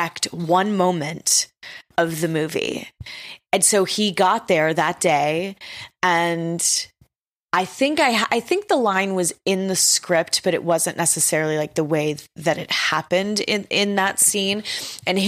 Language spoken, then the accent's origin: English; Texas, United States; I'm from Texas